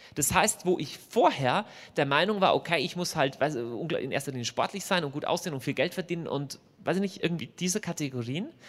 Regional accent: Lower Bavaria, Germany; also born or lived in Munich; now in Augsburg, Germany; ich bin eigentlich groß geworden ähm, in, in, in, Niederbayern, also rechts unten in der Landkarte

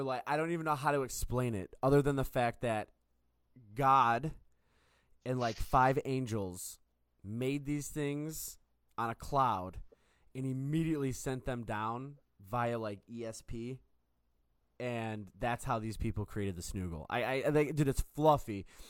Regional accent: Amherst, Ohio, United States; I grew up in Amherst, so it's in Amherst, Ohio

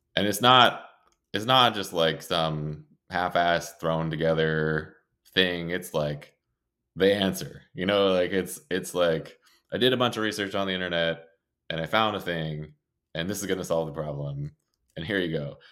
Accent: Maine, United States; moved away as an adult; I came from Maine

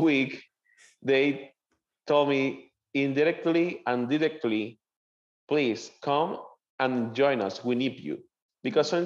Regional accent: Maracaibo, Zulia, Venezuela; English is a second language; moved away as an adult; now in Jacksonville, United States; I, I born and raised in Venezuela

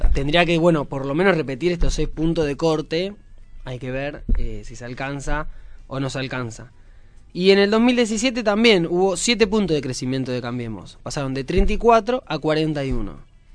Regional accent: Lanús, Buenos Aires Province, Argentina; yo soy de Lanús

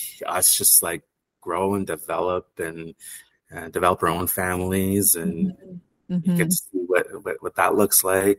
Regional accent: Ottawa, Ontario, Canada; moved away; I was born and raised in Ottawa.

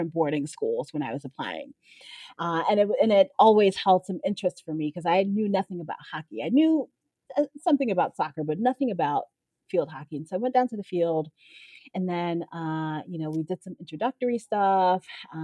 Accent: New York City, New York, United States; I grew up in Brooklyn

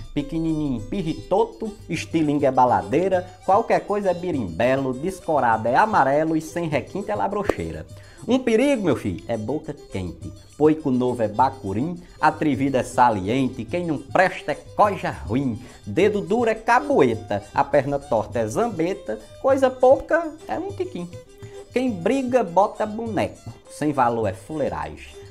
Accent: Northeast Region, Brazil

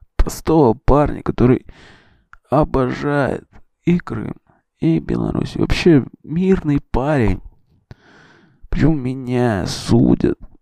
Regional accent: Russia; мы ребята из России

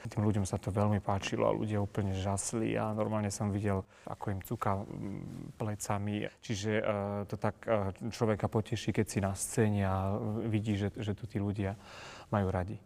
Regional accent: Kysuce, Žilina Region, Slovakia; moved away; ja som nikto z Kisuce

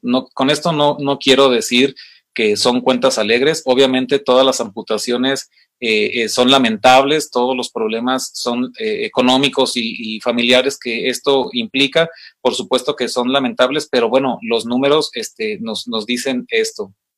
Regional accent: Mexico; como mexicanos, que como hispanos

